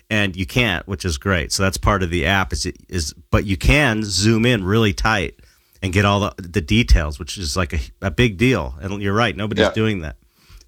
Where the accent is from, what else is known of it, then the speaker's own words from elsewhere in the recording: United States; but I'm the American